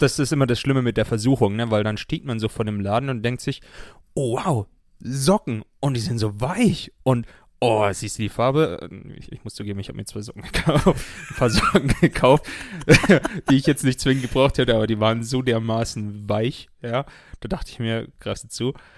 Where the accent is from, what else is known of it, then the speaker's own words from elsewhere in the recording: outside Munich, Bavaria, Germany; ich bin ja in München geboren, aber außerhalb von München aufgewachsen